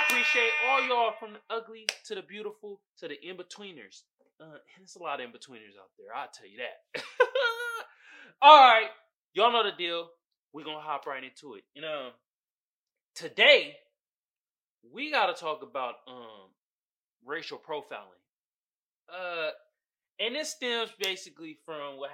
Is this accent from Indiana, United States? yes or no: no; Oakland, California, United States; my hometown, Oakland, California